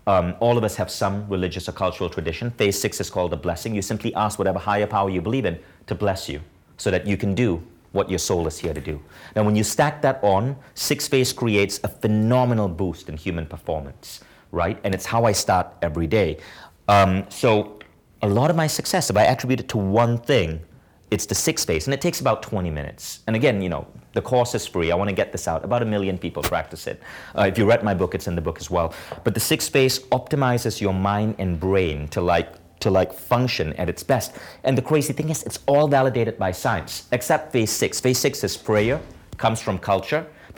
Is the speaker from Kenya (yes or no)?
no; India; And I can say that because I'm from India.